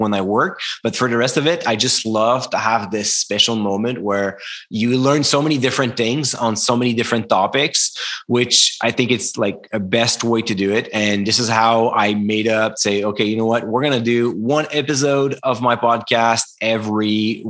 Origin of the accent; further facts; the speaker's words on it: Canada; English is a second language; I'm French Canadian